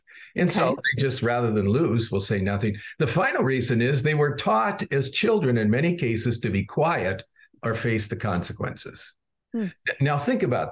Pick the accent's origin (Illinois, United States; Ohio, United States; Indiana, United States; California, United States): Illinois, United States; Chicago; I'm from Chicago